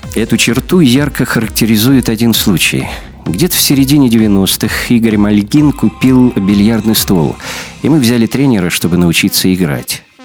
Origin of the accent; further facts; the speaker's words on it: Magadan, Magadan Oblast, Russia; moved away as an adult; also born or lived in Kyiv, Ukraine; now in Moscow, Russia; детство и юность провел в Магадане.